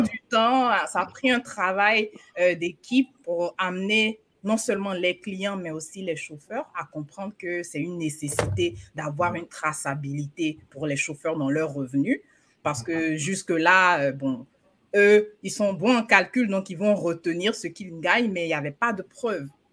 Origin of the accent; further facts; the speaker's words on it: Côte d’Ivoire; now in United States; chez nous, en Côte d'Ivoire